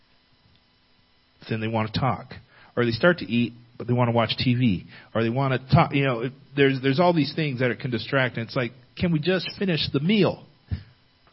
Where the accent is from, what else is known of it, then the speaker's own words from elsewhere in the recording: California, United States; growing up in California